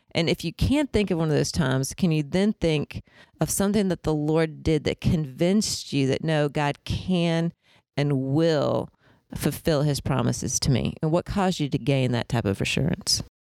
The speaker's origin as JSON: {"language": "English", "region": "Indiana", "country": "United States", "tie": "born or raised there", "moved": "yes", "lives_now": "Augusta, United States", "said": "I grew up in Indiana"}